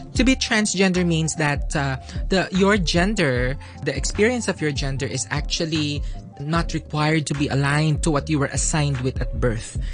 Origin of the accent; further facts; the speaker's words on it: Philippines; moved away as an adult; now in Hong Kong; I've been living in Hong Kong for about 10 years, but I am from the Philippines